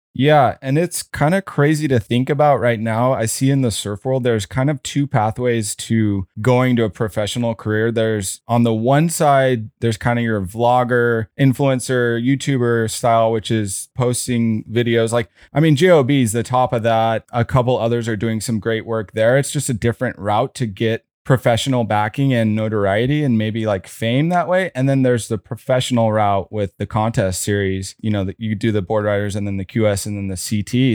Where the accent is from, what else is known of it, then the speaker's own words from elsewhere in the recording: San Diego, California, United States; Audrey and I grew up together in La Jolla